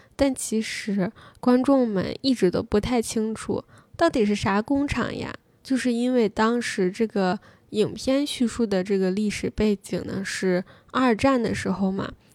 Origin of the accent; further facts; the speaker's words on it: China; 我作为一个中国人